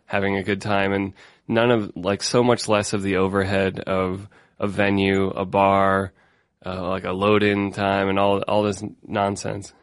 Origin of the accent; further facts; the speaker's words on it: Denver, Colorado, United States; I'm from Denver, Colorado